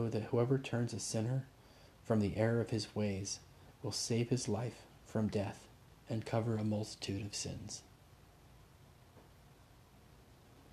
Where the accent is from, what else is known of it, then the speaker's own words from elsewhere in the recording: Indonesia; moved away; Growing up in Indonesia